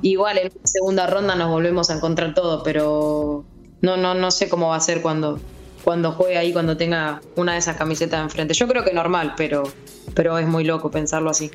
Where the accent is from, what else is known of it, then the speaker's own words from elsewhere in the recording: Mechita, Buenos Aires Province, Argentina; moved away as an adult; now in Sassuolo, Italy; Desde los 6 años hasta los 12 jugué una liga de allá de mi pueblo, de mechis